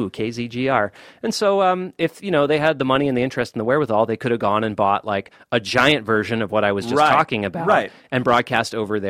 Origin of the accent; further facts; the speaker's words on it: Boston, Massachusetts, United States; moved away; I grew up listening to like WMBR, Cambridge, and I grew up in Boston.